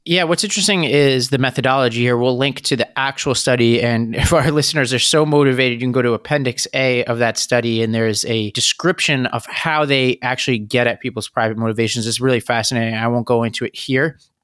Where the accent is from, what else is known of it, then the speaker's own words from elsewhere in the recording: New York, United States; my home state of New York